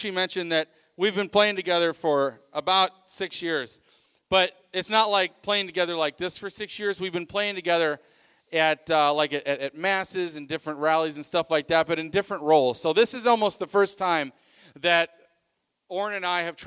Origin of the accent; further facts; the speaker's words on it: Belleville, Illinois, United States; I'm originally from Belleville, Illinois, which is in the St. Louis area